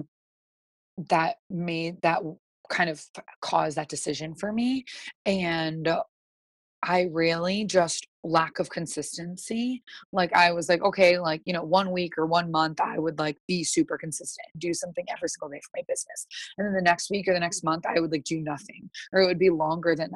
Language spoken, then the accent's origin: English; East Coast, United States; I'm from the East Coast.